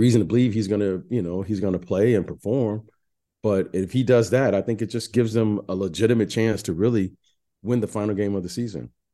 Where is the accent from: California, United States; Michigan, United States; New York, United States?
Michigan, United States; Detroit; I'm a Detroit kid